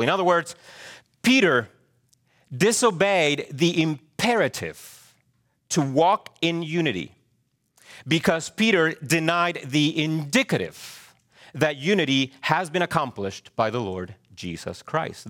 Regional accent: Chile; moved away; I am a Hispanic male. True? Yes. I was born in Chile.

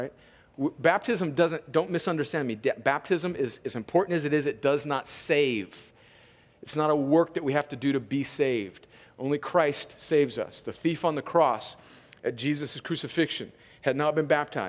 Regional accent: California, United States; moved away; I am an American because I was born in California

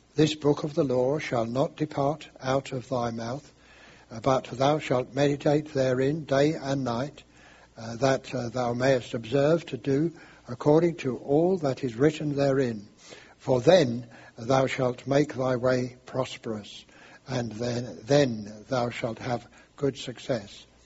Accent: London, United Kingdom; I'm English and I come from London, and uh, we speak in a special way there

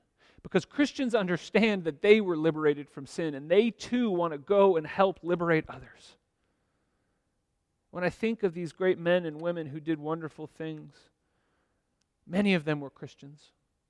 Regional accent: United States; now in Zurich, Switzerland; as an American, especially as American white male

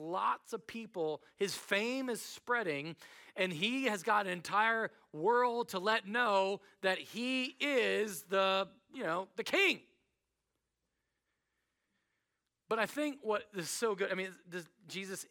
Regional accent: United States; I'm American

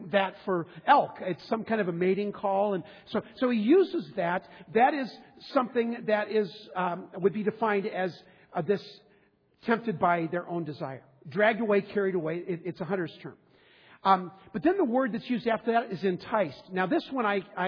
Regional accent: Southern California, United States; now in Minnesota, United States; I grew up in Southern California fishing in the ocean with my father.

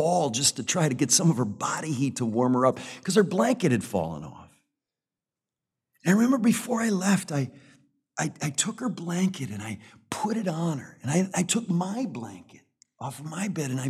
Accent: United States; I love my country as an American citizen

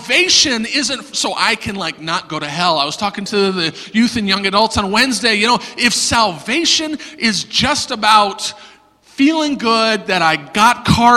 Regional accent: the South, United States; I'm from the South

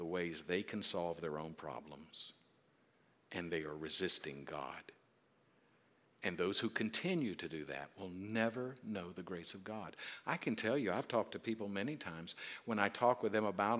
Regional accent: South Carolina, United States; I'm from South Carolina

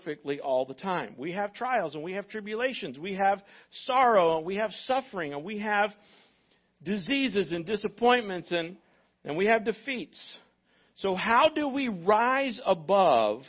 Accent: United States; as an American

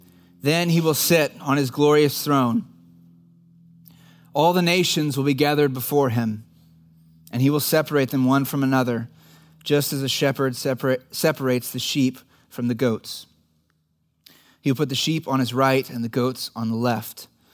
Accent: Dallas, Texas, United States; I grew up in the Dallas area and I was a church kid.

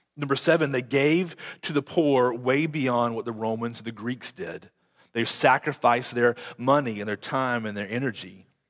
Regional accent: United States; I'm still American, but before I'm an American, I'm a child and a citizen of the kingdom of heaven

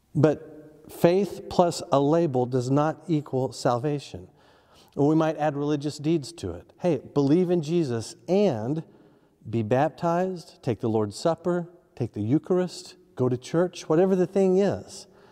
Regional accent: Oklahoma, United States; when I was growing up in Oklahoma, every town had a tornado siren

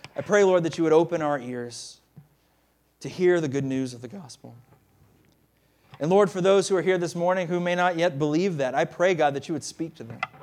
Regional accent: the South, United States; moved away; I'm a Southerner. I, I try to hide it a lot of the times, but it's true. I am. I'm from the South

